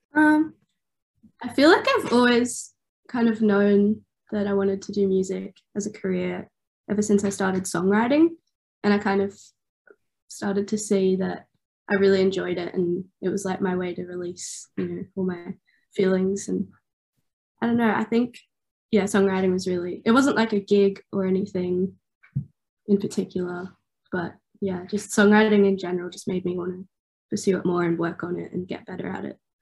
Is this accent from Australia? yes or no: yes; Newcastle, New South Wales, Australia; I'm from Newcastle.